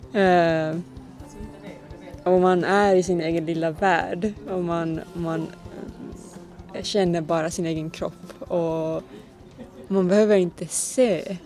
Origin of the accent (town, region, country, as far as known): Finland; Swedish is a second language; moved away as an adult; now in Malmö, Sweden